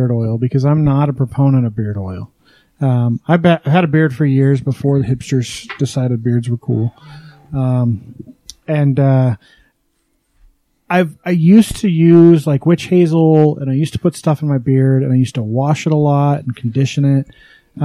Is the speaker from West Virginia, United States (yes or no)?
no; Wyoming, United States; now in Utah, United States; I grew up back east in Wyoming